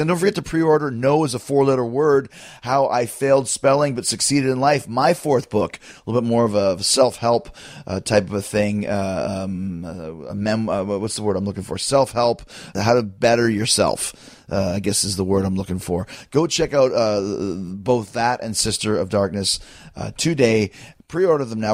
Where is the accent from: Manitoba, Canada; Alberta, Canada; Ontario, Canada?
Manitoba, Canada; Winnipeg; from my hometown of Winnipeg